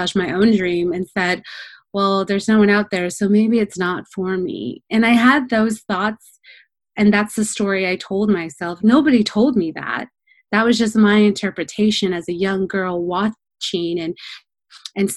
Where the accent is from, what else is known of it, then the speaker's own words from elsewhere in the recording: Orange County, California, United States; I was born in Orange County, California, but my parents moved from Mexico in the 1980s